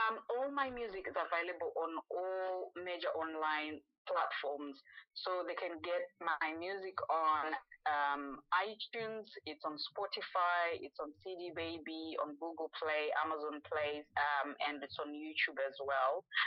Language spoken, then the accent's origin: English; Zimbabwe; growing up in Zimbabwe